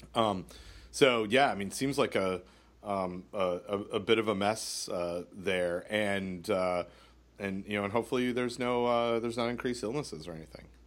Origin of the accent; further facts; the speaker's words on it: Canada; I'm Canadian